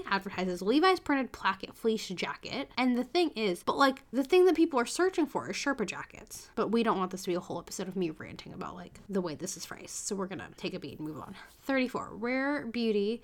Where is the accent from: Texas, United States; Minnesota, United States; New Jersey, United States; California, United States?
California, United States; San Francisco; growing up in San Francisco